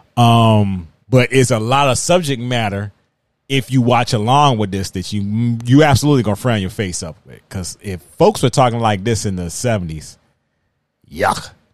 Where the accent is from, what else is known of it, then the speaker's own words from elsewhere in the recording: Virginia, United States; accent: drawl; I am from Virginia